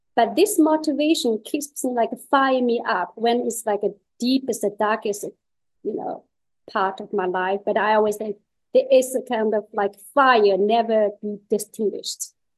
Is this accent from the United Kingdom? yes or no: no; China; English is a second language; moved away as an adult; now in Netherlands; I came from China with one pair of chopsticks and two luggages